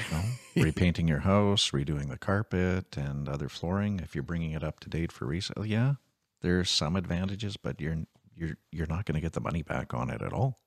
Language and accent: English; Canada; I'm a Canadian first and foremost.